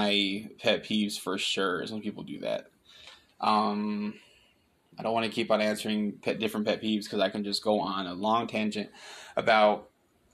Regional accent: Pontiac, Michigan, United States; also born or lived in Waterford, Michigan / Lake Orion Township, Michigan / Auburn Hills, Michigan; now in Texas, United States; I'm from Michigan. I was born and raised there. I'm from Pontiac, Michigan

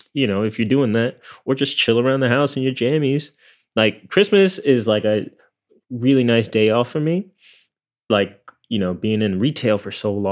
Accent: New York, United States; For me, it is. Like, it's a Chinese food holiday for me. Like, growing up in New York.

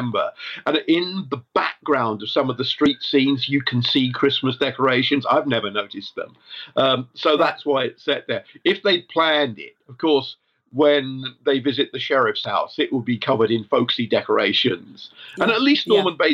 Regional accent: West Country, South West England, United Kingdom; I grew up in the West Country in the 1970s

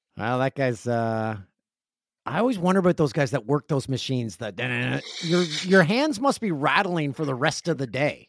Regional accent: Peterborough, Ontario, Canada; moved away; Peterborough, Ontario, my hometown

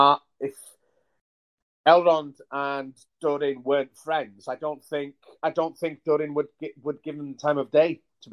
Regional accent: Wales, United Kingdom; growing up in Wales, before mobile phones

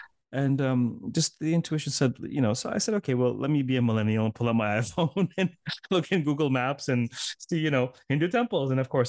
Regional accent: Toronto, Ontario, Canada; I said, I'm from Toronto.

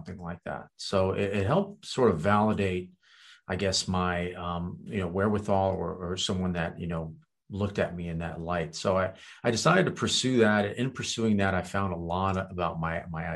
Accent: Virginia, United States; first language Kurdish; English is a second language; also born or lived in Romania / France; I moved to Virginia there to basically start, you know, school and live with my grandparents

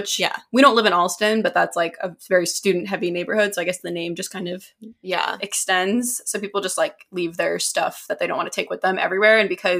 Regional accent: United States; now in Boston, United States; we're American. We live in Boston

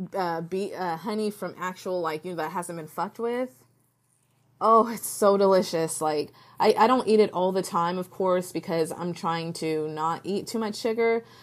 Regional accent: United States; I can only talk as an American woman

